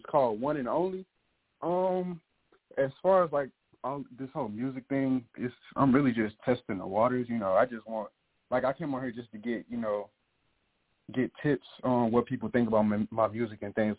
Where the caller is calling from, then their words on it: Dallas, Texas, United States; I'm calling in from Dallas.